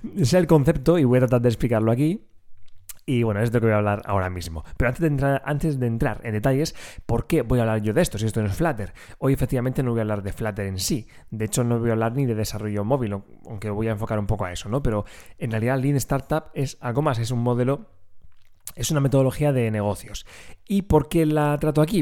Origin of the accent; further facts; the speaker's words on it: Region of Murcia, Spain; accent: Murcian; tengo que luchar contra mi acento murciano